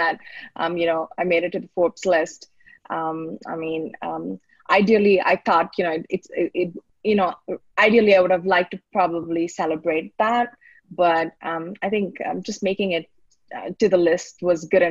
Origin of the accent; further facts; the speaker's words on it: Bangalore, Karnataka, India; also born or lived in Sydney, Australia; So I grew up in Bangalore. I did my schooling here, born and brought up, and I moved overseas.